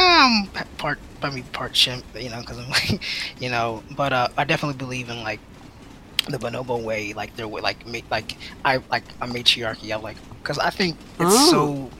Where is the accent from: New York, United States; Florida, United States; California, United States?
Florida, United States; Central; born or raised there; also born or lived in Philadelphia, Pennsylvania